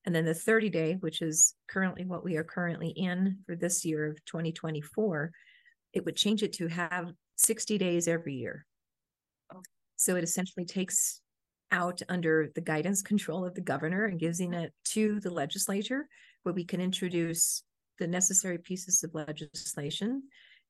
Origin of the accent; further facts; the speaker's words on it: Albuquerque, New Mexico, United States; I'm a local, born and raised here in Albuquerque